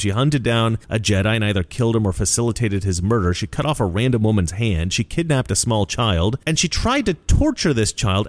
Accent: Oregon, United States; I grew up in Oregon. Basically, in the forest

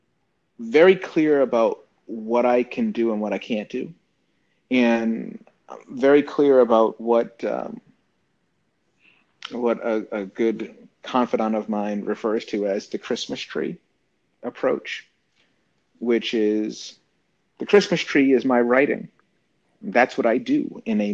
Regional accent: Boston, Massachusetts, United States; I was born in Boston.

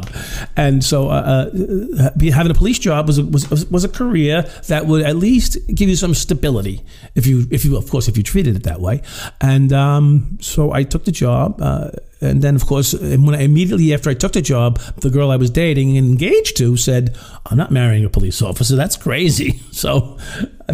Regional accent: Long Island, New York, United States; also born or lived in Brooklyn; I was a Long Island kid, right? So I was born in Brooklyn, but raised on Long Island

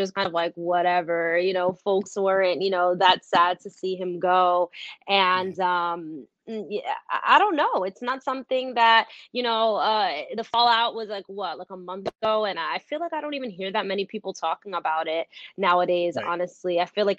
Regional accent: New Jersey, United States; moved away as an adult; also born or lived in New York; I'm from Jersey, and that's actually where I live and organize now.

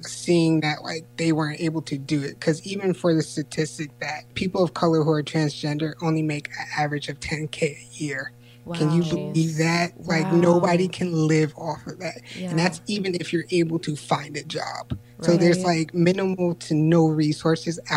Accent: Yonkers, New York, United States; moved away as an adult; now in Princeton, United States; I'm in Princeton, New Jersey right now, but I grew up in Yonkers, New York

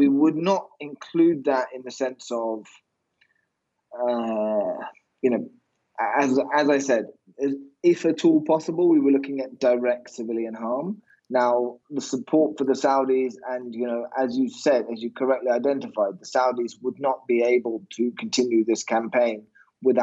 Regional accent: United Kingdom; I'm obviously British

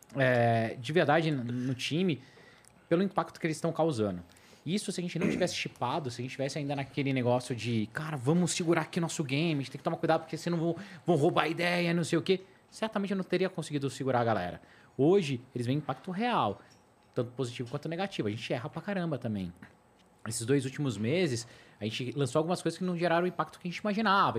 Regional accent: Brazil; a gente é brasileiro

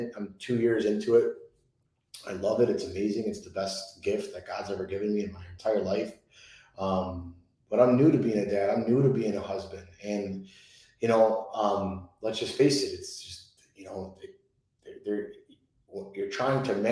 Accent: Chicago, Illinois, United States; I'm Italian. I'm from Chicago

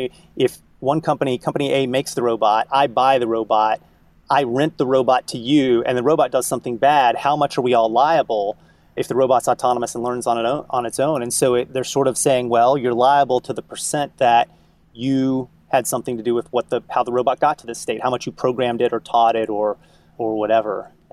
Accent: Kentucky, United States; now in Boston, United States; I grew up in Kentucky, right? So I understand the mindset of, someone who lives in a very rural place

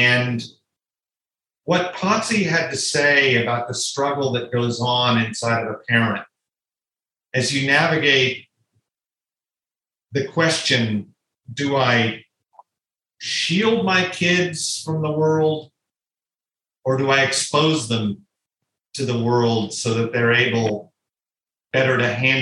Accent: Oklahoma, United States; Growing up in Oklahoma back in the 1970s

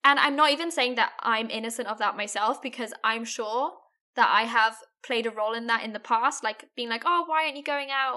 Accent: Germany; I'm from Germany

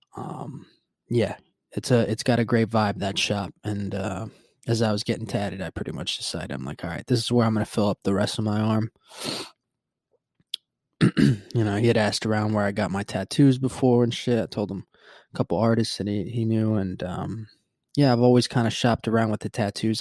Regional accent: Puerto Rico; moved away; growing up in Puerto Rico, what I remember was yeah, we never had the daylight savings time

